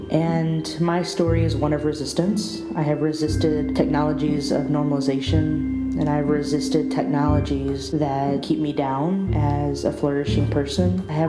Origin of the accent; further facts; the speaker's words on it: Texas, United States; genderqueer mestizaje, that is, born of a Mexican mother and Anglo father. I was born and raised in the Republic of Texas, which I tend to say is northern Mexico